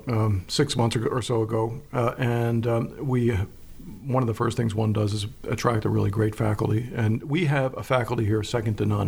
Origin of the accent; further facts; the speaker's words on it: Philadelphia, Pennsylvania, United States; moved away as an adult; also born or lived in Florida; now in York, United States; I'm a Pennsylvanian, I'm from Philadelphia, and I love Pennsylvania, I returned to Pennsylvania to live my later years